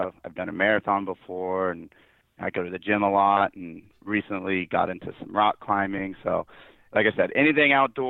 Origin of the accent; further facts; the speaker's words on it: Northern California, United States; also born or lived in San Francisco; now in Sacramento, United States; I'm from Northern California